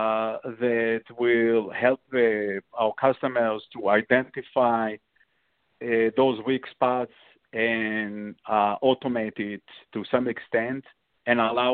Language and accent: English; Israel; moved away; I'm coming from Israel and I served in the army, military